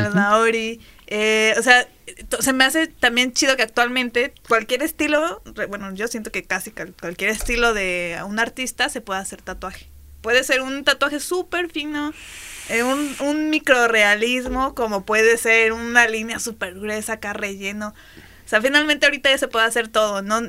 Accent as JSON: {"language": "Spanish", "country": "Mexico", "said": "uno como mexicano"}